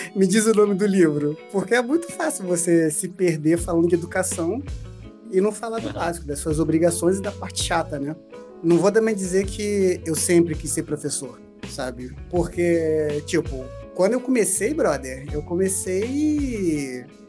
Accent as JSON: {"language": "Portuguese", "country": "Brazil", "said": "Eu sou de Campo Grande"}